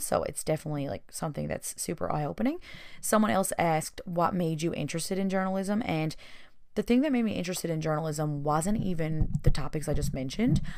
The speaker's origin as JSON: {"language": "English", "region": "Newfoundland and Labrador", "country": "Canada", "tie": "born or raised there", "said": "the people around my hometown"}